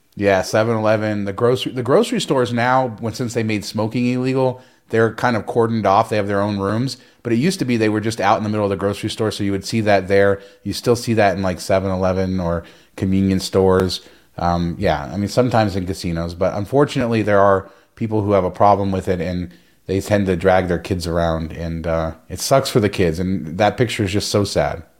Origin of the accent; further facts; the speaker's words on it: Las Vegas, Nevada, United States; I grew up in Las Vegas